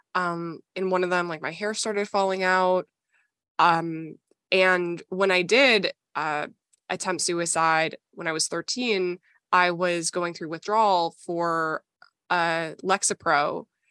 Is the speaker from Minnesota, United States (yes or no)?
yes; Minnesota, United States; I grew up in Minnesota